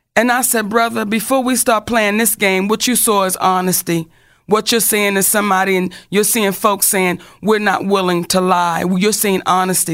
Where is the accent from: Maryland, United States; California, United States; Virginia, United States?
Maryland, United States; Baltimore; I'm from Baltimore